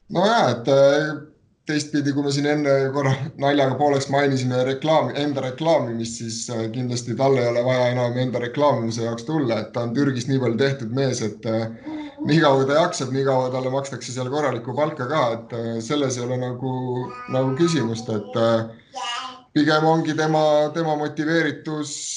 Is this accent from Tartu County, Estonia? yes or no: no; Võru, Võru County, Estonia; mina olen ka Võrust pärit